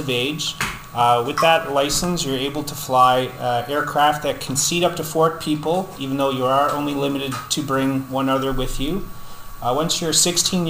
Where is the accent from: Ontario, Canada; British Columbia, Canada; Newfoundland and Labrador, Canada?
Newfoundland and Labrador, Canada; moved away; I'm from Newfoundland. I moved out here about 13 years ago.